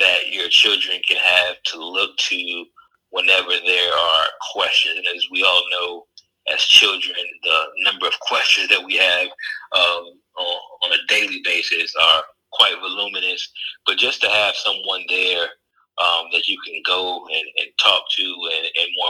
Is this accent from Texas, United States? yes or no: no; Fayetteville, North Carolina, United States; also born or lived in Durham, North Carolina / Broward County, Florida; now in Charlotte, United States; I'm from Fayetteville, North Carolina